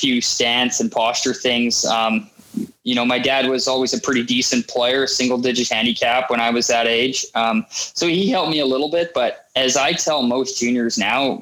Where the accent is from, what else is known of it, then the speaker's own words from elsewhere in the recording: Winnipeg, Manitoba, Canada; I grew up in Winnipeg